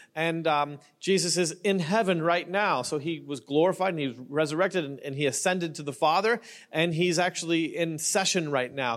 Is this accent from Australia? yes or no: no; Canada; now in Newport Beach, United States; I'm Canadian